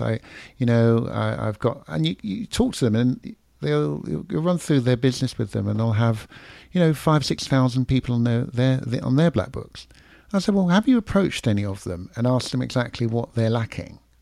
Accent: London, United Kingdom; accent: London; now in Florida, United States; I'm in Florida now, and people will, uh, f, still to this day, I, I slow down how I speak. I, I try and, you know, I've still got the London accent

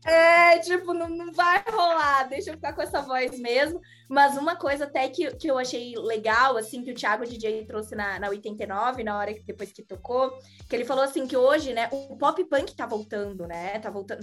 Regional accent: Florianópolis, Santa Catarina, Brazil; accent: manezinho da ilha; moved away as an adult; also born or lived in São Paulo

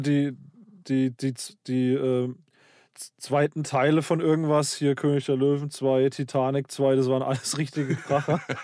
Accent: Karlsruhe, Baden-Württemberg, Germany; also born or lived in Black Forest village; ich bin im, äh, in Süddeutschland aufgewachsen, im Schwarzwald. Hier äh, Pforzheim, Stuttgart, die Ecke

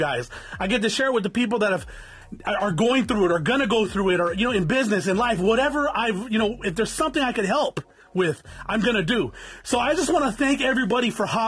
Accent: Norwalk, California, United States; Anybody knows where Norwalk is? That's where I was born

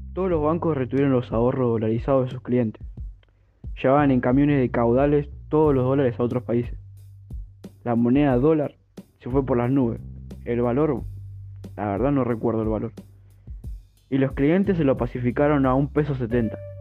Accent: Argentina; como todo argentino

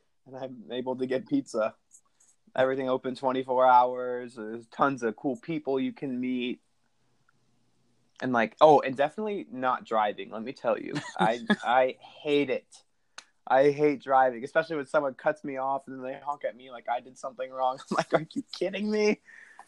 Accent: Sterling, United States; I am from Sterling. I've lived here for a very long time

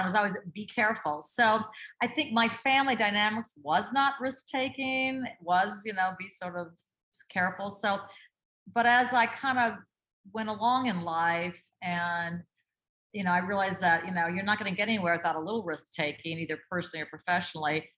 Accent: Duluth, Minnesota, United States; I grew up in Duluth, Minnesota

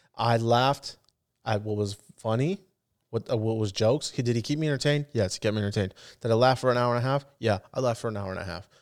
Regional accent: the Bay Area, California, United States; I'm from the Bay

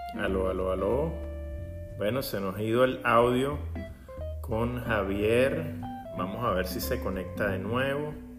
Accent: Venezuela; lo que nosotros tenemos como venezolanos

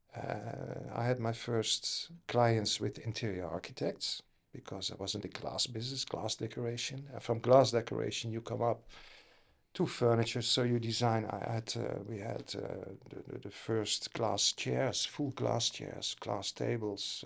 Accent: Netherlands; Originally from the Netherlands.

